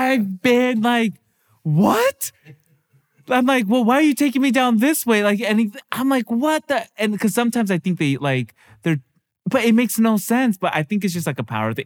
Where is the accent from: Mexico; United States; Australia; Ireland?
Mexico; I'm Mexican